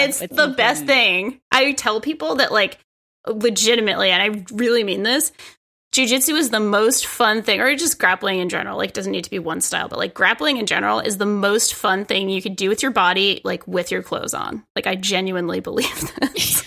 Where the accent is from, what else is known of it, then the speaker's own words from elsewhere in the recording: Providence, Rhode Island, United States; moved away as an adult; now in New York City, United States; I grew up in Rhode Island at like Providence, Rhode Island.